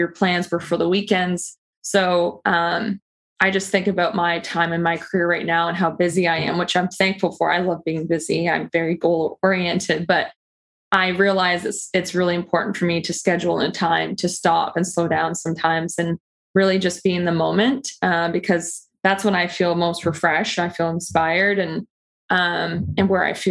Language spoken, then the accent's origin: English; Peterborough, Ontario, Canada; my hometown of Peterborough, Ontario, where I grew up